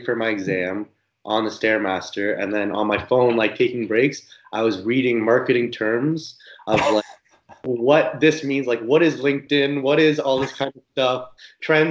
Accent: Niagara Falls, Ontario, Canada; also born or lived in Scarborough; I am from Niagara Falls. My family is still there. I lived there my whole life up until just finishing university.

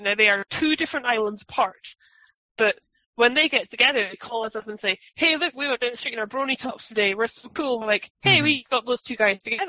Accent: Scotland, United Kingdom; accent: soft Scottish; See, I have a really soft Scottish accent.

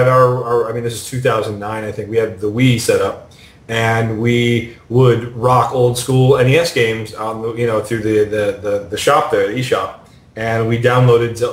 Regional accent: New York, United States; I grew up in New York

